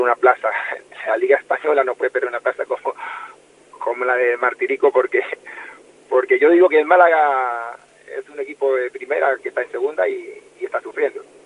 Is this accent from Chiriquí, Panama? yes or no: no; Colón, Panama; con el equipo de mi ciudad natal